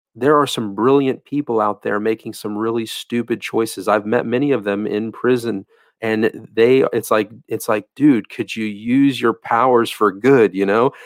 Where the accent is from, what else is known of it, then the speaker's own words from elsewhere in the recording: Florida, United States; in the state of Florida, uh, my home state